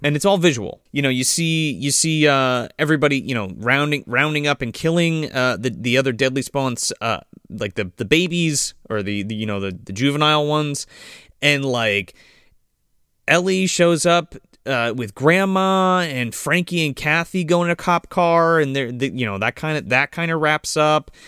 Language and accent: English; New Jersey, United States; me being from New Jersey and growing up in Jersey